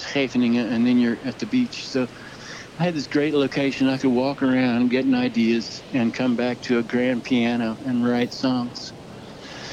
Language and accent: English; Dallas, Texas, United States; also born or lived in Holland; I moved back to my hometown, Dallas, Texas.